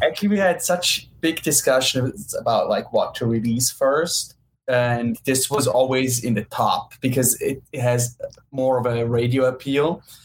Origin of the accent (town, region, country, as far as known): Switzerland; born or raised there; moved away as an adult; also born or lived in New York; now in Los Angeles, United States